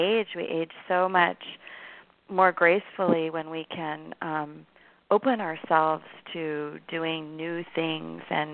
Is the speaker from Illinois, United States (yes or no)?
no; Oregon, United States; moved away; growing up in Oregon, I grew up at a time period where running, you know, wasn't even popular when I was 10 years old